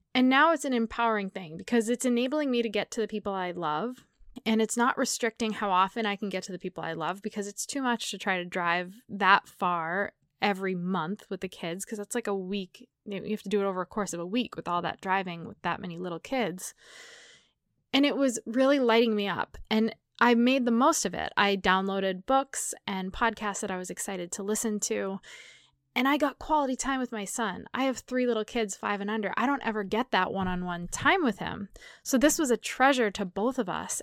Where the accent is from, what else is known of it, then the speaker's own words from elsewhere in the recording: New England, United States; moved away; I grew up in New England